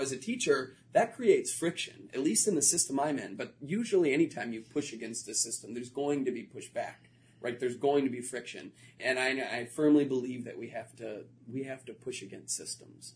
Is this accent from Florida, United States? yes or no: yes; Florida, United States; moved away; I grew up in Florida